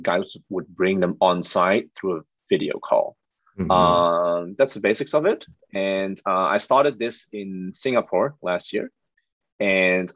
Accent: Netherlands; moved away as an adult; also born or lived in Amsterdam / Shanghai / Ho Chi Minh City / Jakarta; I'm born and raised in the Netherlands

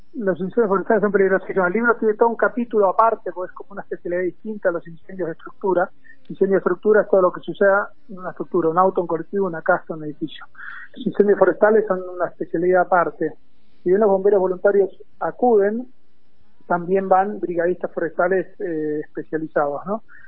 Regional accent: Argentina; also born or lived in United States / General Pinto, Buenos Aires, Argentina; me recibí a los 24 años volví al país

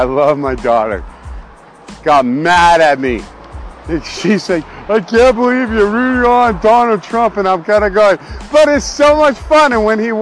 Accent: Canada; also born or lived in Alberta; I am Canadian

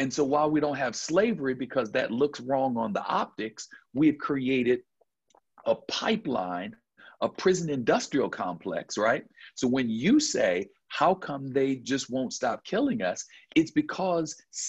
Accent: Buffalo, New York, United States; now in Georgia, United States; I'm from Buffalo, New York

